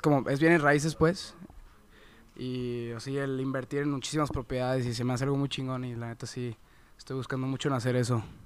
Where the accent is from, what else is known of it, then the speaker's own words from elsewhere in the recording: Mexico; also born or lived in United States; uno que es nacido mexicano